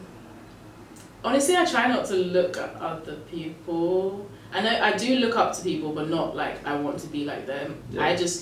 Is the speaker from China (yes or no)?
no; Nigeria; I'm Nigerian